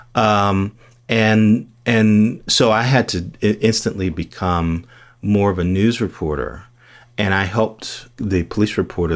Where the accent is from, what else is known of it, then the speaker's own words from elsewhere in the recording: Gary, Indiana, United States; also born or lived in Bloomington; I grew up in Gary, Indiana